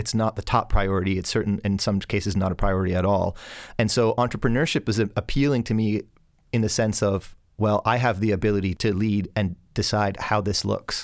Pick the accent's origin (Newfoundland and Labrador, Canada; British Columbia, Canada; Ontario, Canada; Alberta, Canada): Ontario, Canada; Hamilton; I was born in Hamilton, Ontario.